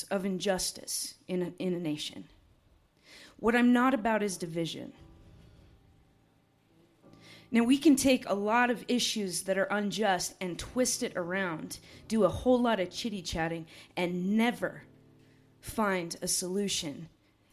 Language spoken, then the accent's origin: English; United States; also born or lived in Montana; I'm from Wyoming and Montana